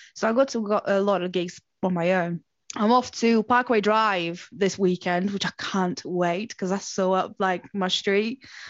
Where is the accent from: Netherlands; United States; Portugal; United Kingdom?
Portugal; moved away; I grew up in Portugal